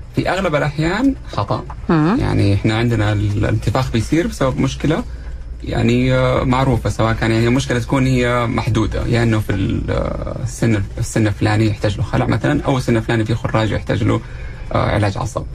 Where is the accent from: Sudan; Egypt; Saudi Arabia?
Saudi Arabia; also born or lived in Jeddah; احنا عندنا في السعوديه